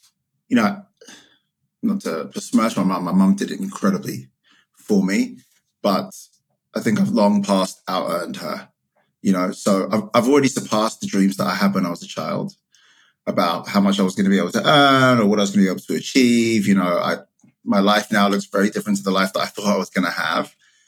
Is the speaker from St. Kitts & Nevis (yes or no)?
no; United Kingdom; now in United States; I am the child of a Ghanaian immigrant to the UK. I emigrated from the UK to the US.